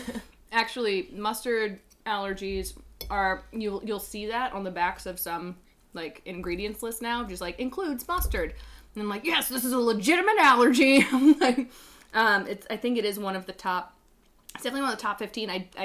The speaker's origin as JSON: {"language": "English", "region": "North Carolina", "country": "United States", "moved": "yes", "lives_now": "Chicago, United States", "said": "I'm from North Carolina"}